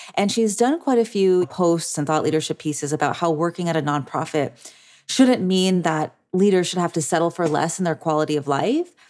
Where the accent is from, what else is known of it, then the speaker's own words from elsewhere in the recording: Orange County, California, United States; here in my hometown of Orange County